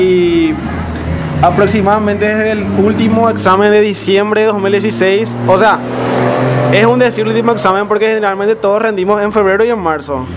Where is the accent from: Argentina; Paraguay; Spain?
Paraguay; Areguá, Central; de la ciudad de aregua